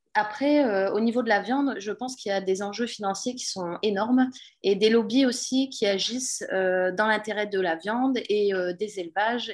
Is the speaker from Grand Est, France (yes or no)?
no; Pas-de-Calais, Hauts-de-France, France; je suis du Pas-de-Calais